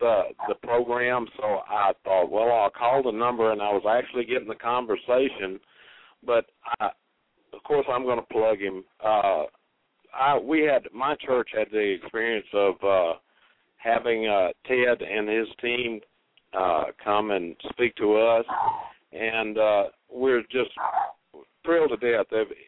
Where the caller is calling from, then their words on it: Rossville, Tennessee, United States; I'm calling from Rossville, Tennessee.